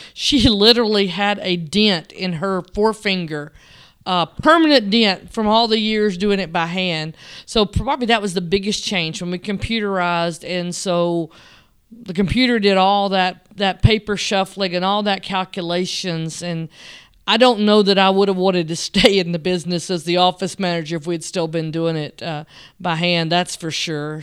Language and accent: English; Selmer, Tennessee, United States; now in Sweetwater, United States; I was born in, um, West Tennessee in a little town called Selmer, Tennessee.